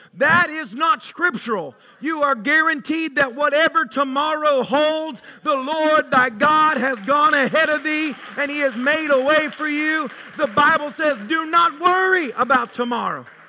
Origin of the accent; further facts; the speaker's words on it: Tennessee, United States; growing up in Tennessee, good old boys, rednecks, whatever you want to call us